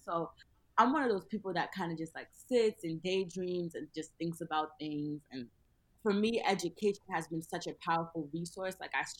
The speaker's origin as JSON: {"language": "English", "town": "Mount Vernon", "country": "United States", "tie": "born or raised there", "said": "have a big, a family style dinner for free in my hometown of Mount Vernon in honor of my 22nd birthday."}